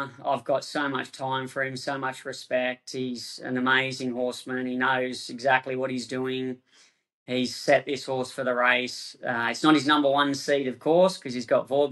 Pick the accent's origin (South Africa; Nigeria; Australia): Australia; Lismore, New South Wales; moved away as an adult; also born or lived in Brisbane / Sydney; now in Hong Kong; I'm not a Queenslander. This is the misconception, right? I was born in Lismore in northern New South Wales